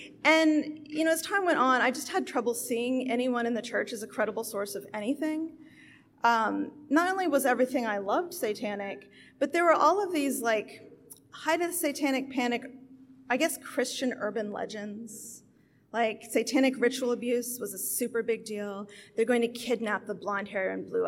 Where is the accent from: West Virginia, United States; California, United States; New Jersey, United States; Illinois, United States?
West Virginia, United States; Appalachia; now in Houston, United States; I was raised Pentecostal in Appalachia.